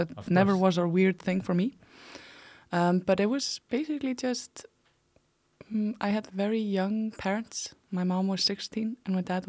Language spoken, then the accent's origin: English; Iceland; So like I said, I am from Iceland. I have lived in many, many places in Iceland. I had already moved 30 times when I was about 16 years old.